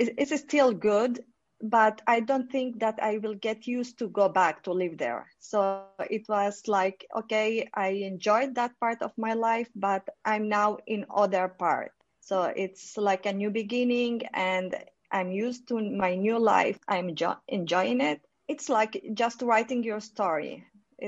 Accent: Guatemala; also born or lived in Spain / Colombia / Switzerland; I had born in Spain, but then I moved to Colombia, and after that I grew up in Guatemala, and then moved to Spain, and then to Switzerland.

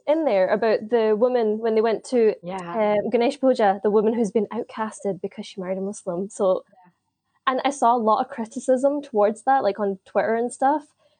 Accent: United Kingdom; growing up in Britain and stuff as well

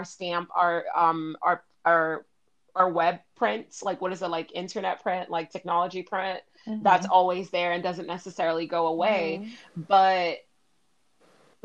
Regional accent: Miami, Florida, United States; I grew up in Miami

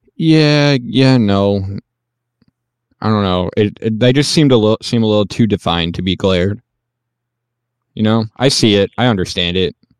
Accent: United States; as an American

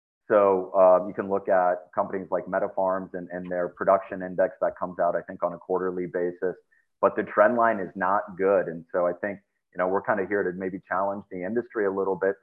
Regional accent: Northwest Iowa, United States; I grew up in Northwest Iowa, came from a background around the farms

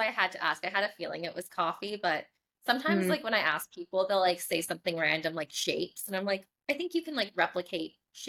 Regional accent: Canada; moved away as an adult; now in Australia; I was like a minority being Canadian there.

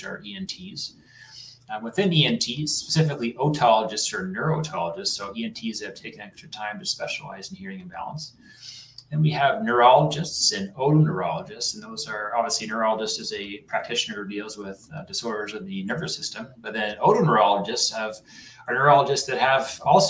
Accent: Canada; moved away as an adult; also born or lived in New Hampshire / North Carolina / Toronto; now in Massachusetts, United States; So I'm a Canadian, but I did a lot of my work in the United States.

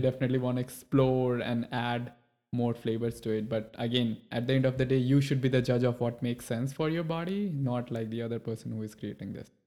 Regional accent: India; now in United States; when I have moved to U S, I, I come from India.

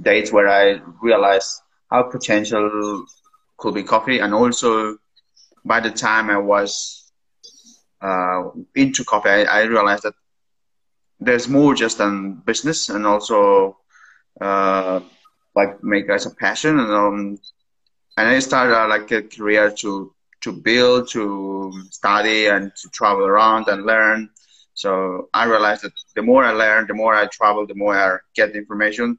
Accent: Peru; English is a second language; moved away as an adult; now in Vienna, Austria; I'm originally from Peru

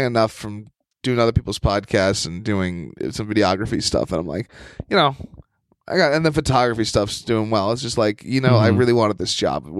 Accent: United States; I'm going to keep being my American self.

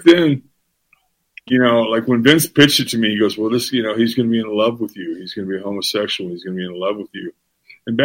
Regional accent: Florida, United States; I'm from Florida

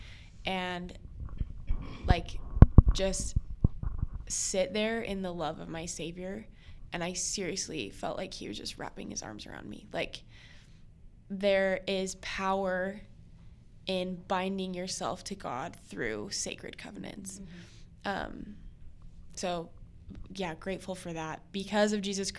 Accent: Wyoming, United States; moved away as an adult; now in Utah, United States; I moved out here to Utah. I'm from Wyoming

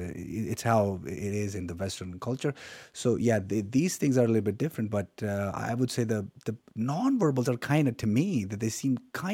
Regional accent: Pakistan; Pakistan, yeah.

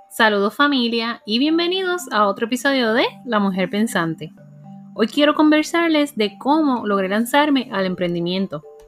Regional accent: Puerto Rico; como buena puertorriqueña

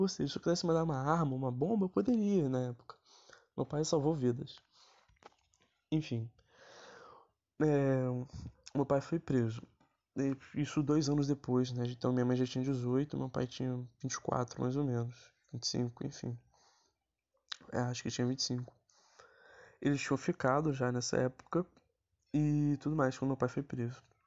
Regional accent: Acre, Brazil; eu sou acriano

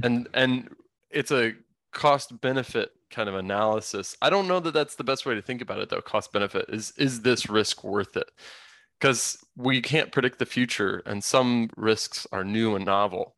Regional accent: Indiana, United States; I grew up in suburbia in Indiana

